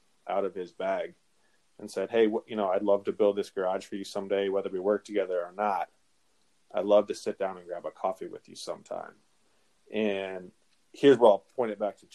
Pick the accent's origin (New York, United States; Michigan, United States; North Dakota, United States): North Dakota, United States; Grafton; now in Twin Cities, United States; are you from North Dakota? And I said, yes, sir, I am. And he said, where are you from? I said, Grafton